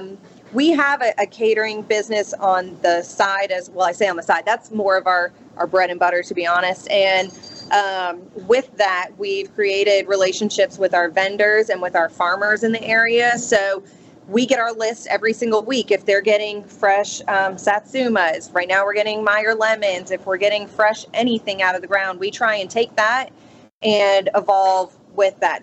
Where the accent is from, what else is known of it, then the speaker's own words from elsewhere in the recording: Boynton Beach, Florida, United States; moved away as an adult; also born or lived in Jacksonville, Florida; now in Ocean Springs, United States; I'm originally from Boynton Beach, Florida, just south of West Palm